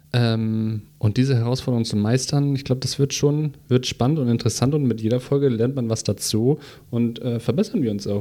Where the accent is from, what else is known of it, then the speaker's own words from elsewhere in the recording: Hamburg, Germany; Ich bin hier groß geworden